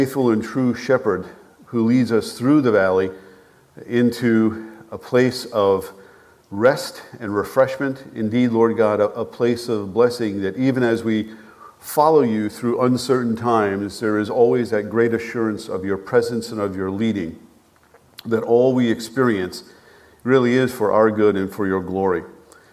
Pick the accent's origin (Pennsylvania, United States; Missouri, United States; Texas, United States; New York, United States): New York, United States; North Massapequa; moved away as an adult; also born or lived in Staten Island / North Dakota / southwestern Ontario, Canada / Bowling Green, Ohio; I grew up on Long Island. North Massapequa, as a matter of fact